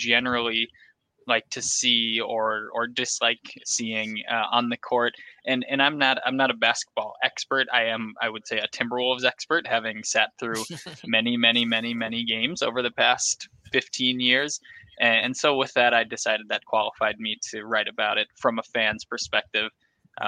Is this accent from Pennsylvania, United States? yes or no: no; Delano, Minnesota, United States; I'm from Delano, Minnesota, and there's a huge 4th of July carnival in Delano every year. When I was a kid, we'd all go to it